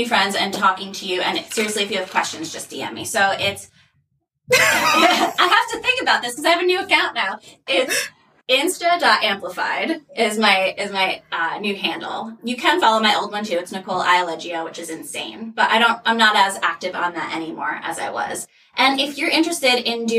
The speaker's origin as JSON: {"language": "English", "region": "New Jersey", "country": "United States", "moved": "yes", "said": "I'm from New Jersey originally"}